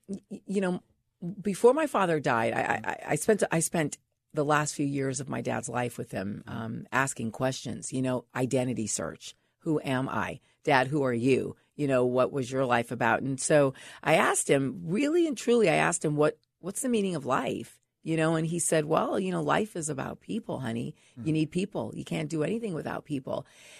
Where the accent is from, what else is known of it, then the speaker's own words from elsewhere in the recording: Los Angeles, California, United States; also born or lived in San Francisco / Bahamas; Well, I grew up mostly here in Los Angeles. Okay. Yeah. I mean, I was born in San Francisco. And then by high school, mm-hmm. we were living here. We lived in the Bahamas for a while when I was a young girl.